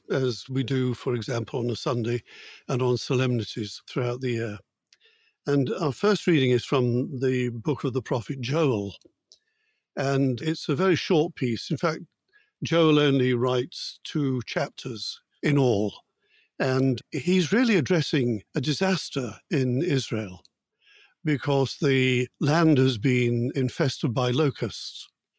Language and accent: English; Yorkshire and the Humber, United Kingdom; now in Vatican City; Well, I'm an Englishman and a very proud Yorkshireman from the north of England.